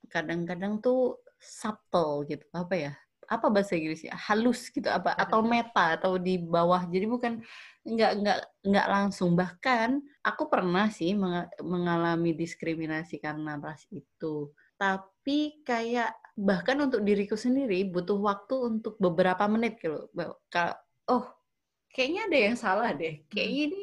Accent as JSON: {"language": "Indonesian", "region": "Java", "country": "Indonesia", "said": "karena mungkin kita sebagai orang Jawa dijajah ber tahun-tahun sama orang Belanda"}